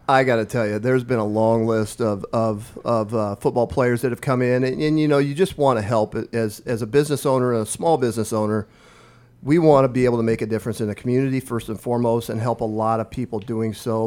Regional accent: Omaha Indian Reservation, northeast Nebraska, United States; moved away as an adult; now in Lincoln, United States; I grew up on the Omaha Indian Reservation in northeast Nebraska

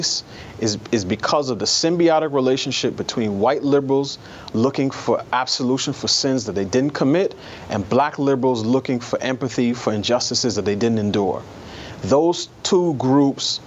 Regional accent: New York City, New York, United States; I grew up in New York City in a neighborhood that was almost exclusively black by the time I came of age

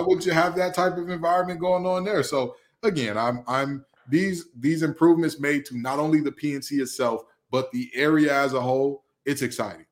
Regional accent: Detroit, Michigan, United States; I'm from the west side of Detroit. I'm from Hockey Town, baby

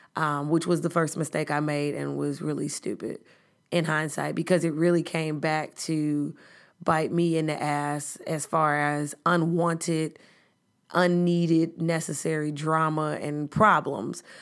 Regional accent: Chicago, Illinois, United States; I'm from the South Side of Chicago

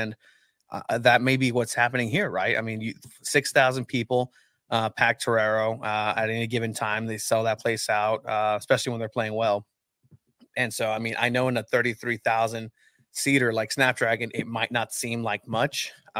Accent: Egypt; I thought I knew ancient people because I'm from Egypt, right?

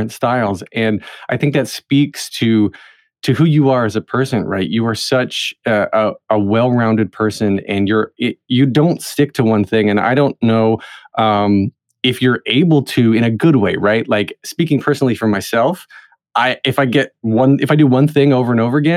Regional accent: North Carolina, United States; North Carolina, so that's where the accent comes from

